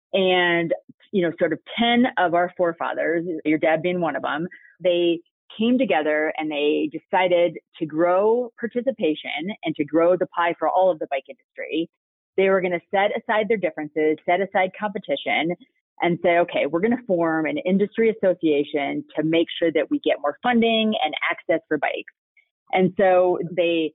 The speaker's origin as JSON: {"language": "English", "region": "South Dakota", "country": "United States", "tie": "born or raised there", "also_born_or_lived": "Kansas / Summit County, Colorado", "moved": "as an adult", "said": "I actually grew up in the Midwest. I grew up in South Dakota."}